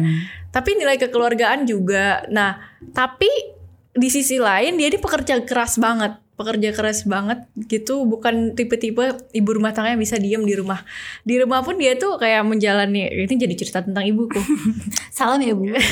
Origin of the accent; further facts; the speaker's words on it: Indonesia; kita Indonesia sendiri, orang Indonesia sendiri